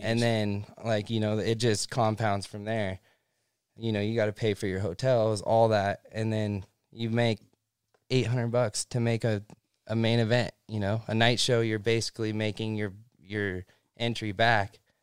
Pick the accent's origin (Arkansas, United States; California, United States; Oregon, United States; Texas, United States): California, United States; Central; moved away as an adult; now in Southern California, United States; I grew up in Central California.